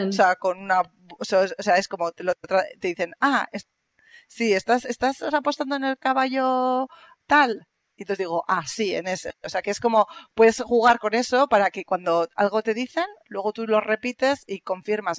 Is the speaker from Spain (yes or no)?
yes; Spain; accent: Spanish; now in Germany; yo tengo mi acento, yo digo hello y todo el mundo me dice, ah, eres española